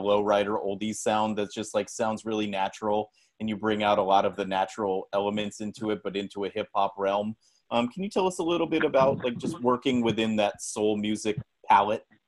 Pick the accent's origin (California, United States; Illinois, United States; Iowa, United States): California, United States; San Jose; we're from San Jose, and I think we grew up in a very similar way of what you're describing